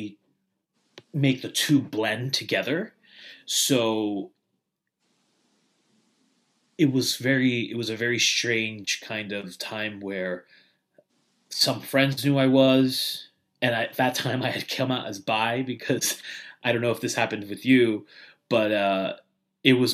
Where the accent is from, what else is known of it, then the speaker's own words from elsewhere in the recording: New York City, New York, United States; now in South Florida, United States; I'm originally from New York. Grew up in the Bayside area, which is like the border of Queens and Long Island.